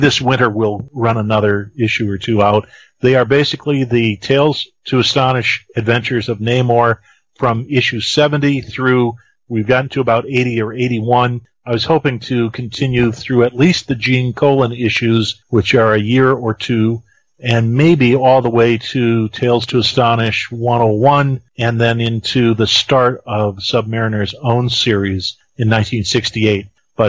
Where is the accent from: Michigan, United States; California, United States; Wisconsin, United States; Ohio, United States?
Ohio, United States; I'm not really from West Virginia. Yeah. So when they are looking for the most prolific letter writer or biggest fan of West Virginia, I don't qualify. Oh. I'm actually from Ohio. I only work in West Virginia.